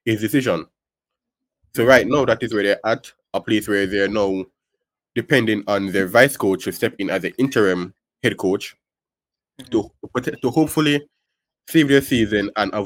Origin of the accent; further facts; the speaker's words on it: Kingston, Jamaica; I'm from Kingston